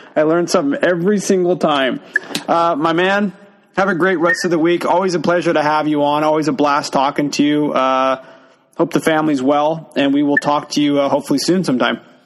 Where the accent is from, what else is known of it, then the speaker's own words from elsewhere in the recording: Washington, United States; I'm from Washington.